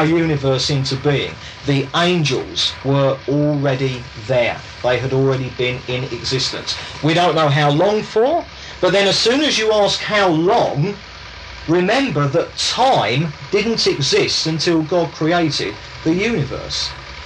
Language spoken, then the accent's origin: English; England, United Kingdom; I'm English, I was brought up in England.